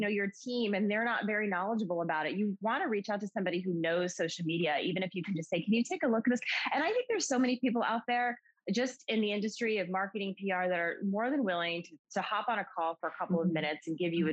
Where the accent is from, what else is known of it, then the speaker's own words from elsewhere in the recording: Western Massachusetts, United States; I'm from Massachusetts, born and raised in Massachusetts, um, Western Mass, which is a small area about 90 minutes outside of Boston